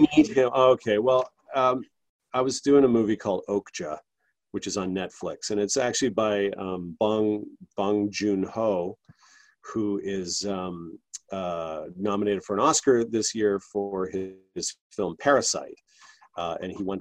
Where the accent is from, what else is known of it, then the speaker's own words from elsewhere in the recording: Canada; I'm Canadian